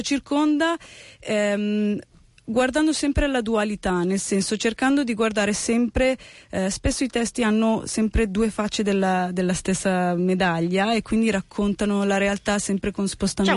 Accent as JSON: {"language": "Italian", "country": "Italy", "tie": "born or raised there", "also_born_or_lived": "United States", "first_language": "Italian", "said": "io sono italiana, sono, sono italo-americana, nel senso che sono nata negli Stati Uniti, eh, venuta in Italia che avevo 5 anni, per cui la mia ormai madrelingua ormai è l'italiano"}